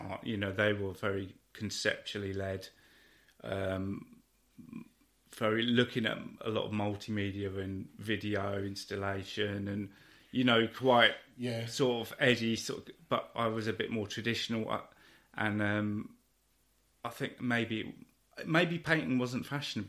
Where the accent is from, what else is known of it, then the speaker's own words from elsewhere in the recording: West Country, near Devizes, South West England, United Kingdom; moved away as an adult; also born or lived in Watford; I grew up in the West Country, actually.